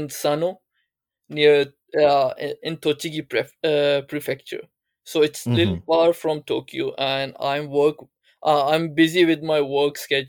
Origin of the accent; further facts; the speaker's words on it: Islamabad, Islamabad Capital Territory, Pakistan; also born or lived in Japan; I was born in Japan, and I still remember at the age of 5, my family mm-hmm. moved to Pakistan, and I grew mm-hmm. up in Pakistan, a city called Islamabad, capital city of Pakistan.